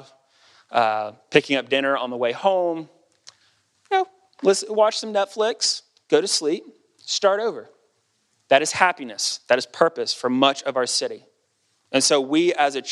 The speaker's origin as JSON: {"language": "English", "country": "United States", "said": "As an American"}